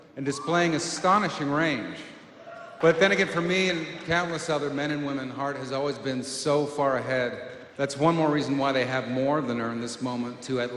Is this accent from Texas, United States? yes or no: no; Seattle, Washington, United States; born or raised there